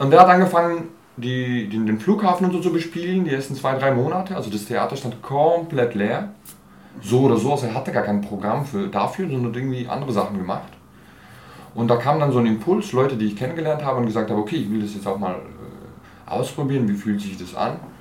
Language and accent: German; Basel, Basel-Stadt, Switzerland; moved away as an adult; also born or lived in Turkey / Germany; now in Berlin, Germany; zwischen elf und 23, äh, genau, äh, war ich in Basel. Ja, habe ich gelebt, also aufgewachsen, Schule und so weiter